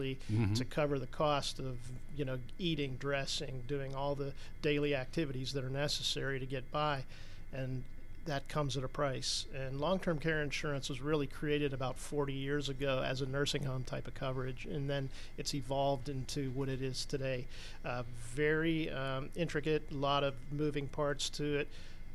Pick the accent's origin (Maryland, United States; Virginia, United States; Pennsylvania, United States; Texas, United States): Pennsylvania, United States; Pittsburgh; also born or lived in Western New York; I grew up in an insurance family in Pittsburgh, Pennsylvania